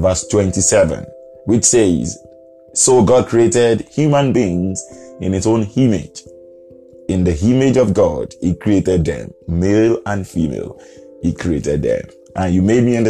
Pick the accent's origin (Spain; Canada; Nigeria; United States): Nigeria